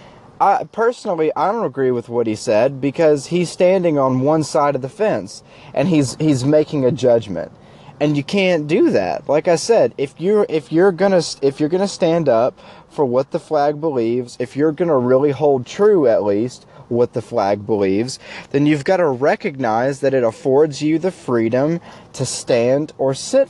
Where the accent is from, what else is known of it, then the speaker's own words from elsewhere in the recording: United States; as an American people